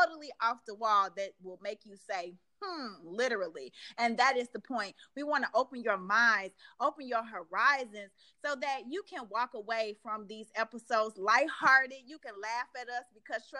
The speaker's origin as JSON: {"language": "English", "region": "Midwest", "country": "United States", "moved": "yes", "said": "I'm originally from the Midwest"}